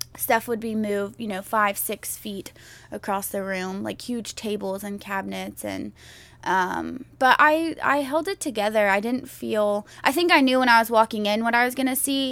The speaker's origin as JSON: {"language": "English", "town": "Houston", "region": "Texas", "country": "United States", "tie": "born or raised there", "said": "Growing up in Houston"}